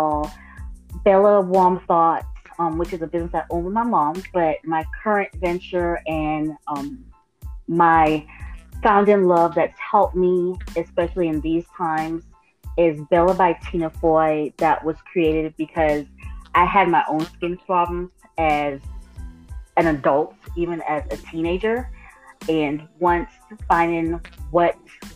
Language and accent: English; U.S. Virgin Islands; now in Athens, United States; Originally, I'm from St. Thomas, Virgin Islands, but I currently reside in Georgia